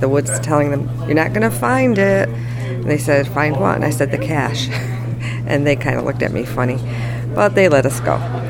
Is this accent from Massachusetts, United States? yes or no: yes; Massachusetts, United States; and we're from the Berkshires in Massachusetts, and we are going into our fourth year of the Geobash.